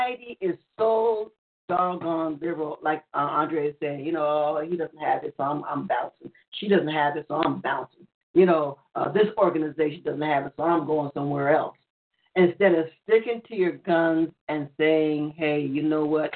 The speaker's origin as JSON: {"language": "English", "region": "New York", "country": "United States", "tie": "born or raised there", "said": "I grew up in New York. I was born and raised in New York"}